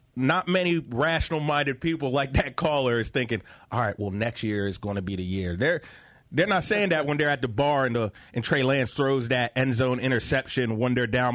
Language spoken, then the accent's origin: English; Philadelphia, Pennsylvania, United States; I grew up in Philadelphia